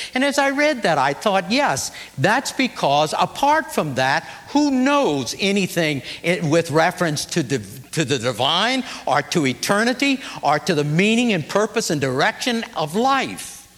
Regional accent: New Orleans, Louisiana, United States; moved away; also born or lived in Kentucky / Terre Haute, Indiana; growing up in New Orleans, we didn't have mountains

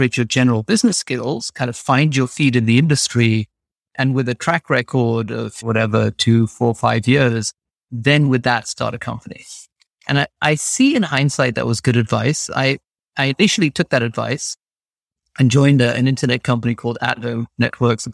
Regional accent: London, United Kingdom; moved away as an adult; also born or lived in New York / Massachusetts; My parents immigrated to England. I grew up in North London

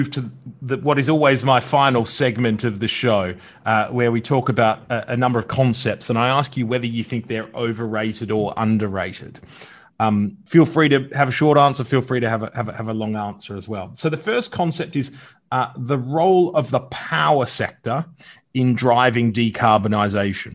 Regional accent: Victoria, Australia; my home state

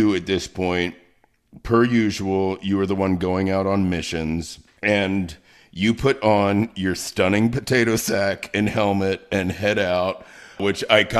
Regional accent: Baltimore, Maryland, United States; I'm from Baltimore. We have our big blue crabs

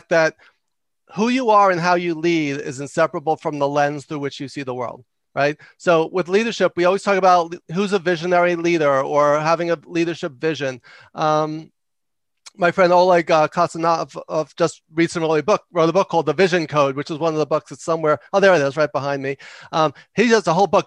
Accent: New York, United States; I talk loud and fast because I'm from New York

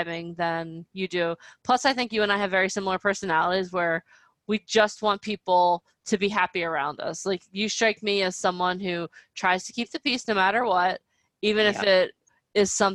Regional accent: New Jersey, United States; where I grew up in New Jersey

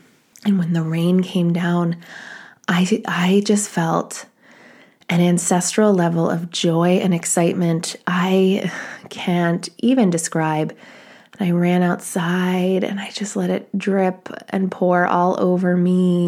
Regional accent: East Coast, United States; I remember I grew up on the East Coast, well, partially, and my mother's family is from New England.

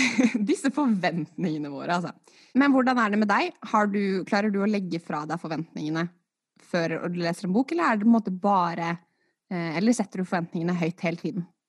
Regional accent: Norway; jeg skylder på dobbelt statsborgerskap, selv om jeg er født og oppvokst i Norge

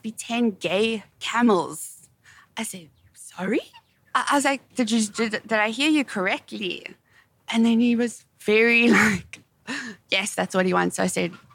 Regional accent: South Africa; my pronunciation being South African

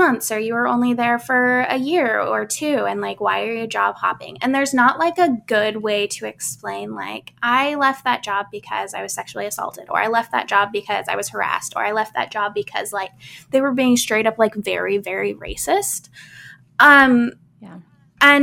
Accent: Midwest, United States; I grew up in the Midwest

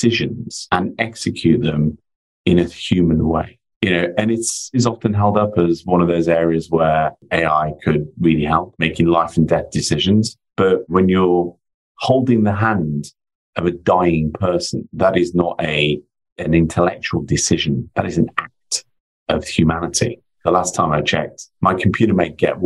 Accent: near Ironbridge Gorge, West Midlands, United Kingdom; I was born and brought up in the Midlands in the UK, a stone's throw away from Ironbridge Gorge

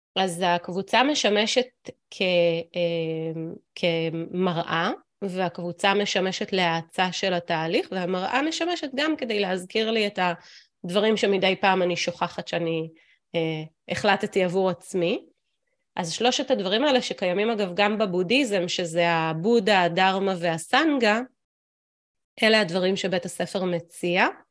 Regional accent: Israel; also born or lived in United States; ובקיבוץ אני אה, קיבוצניקית

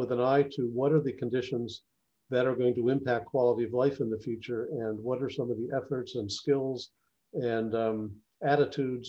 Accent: New Jersey, United States; my home state of New Jersey

